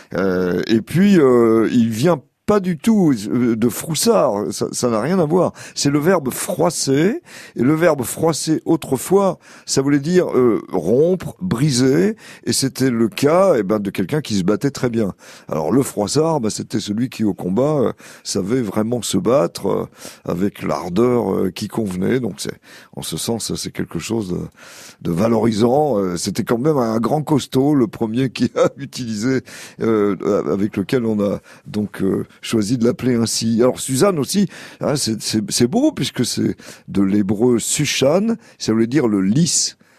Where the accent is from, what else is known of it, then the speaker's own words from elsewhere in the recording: Allier, near Vichy, Auvergne-Rhône-Alpes, France; moi j'ai passé toute mon enfance dans l'Allier, près de Vichy